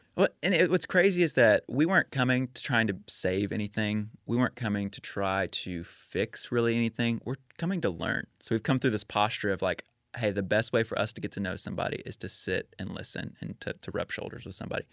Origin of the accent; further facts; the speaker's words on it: Spring, Texas, United States; moved away as an adult; now in Nashville, United States; I grew up in Spring, Texas. It's a suburb of North Houston